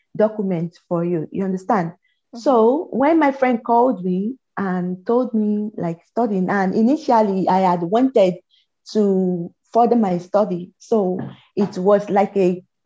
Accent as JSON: {"language": "English", "region": "Lagos", "country": "Nigeria", "tie": "born or raised there", "moved": "as an adult", "lives_now": "Estonia", "said": "I live in Lagos. I grew up in Lagos. I was born in Lagos."}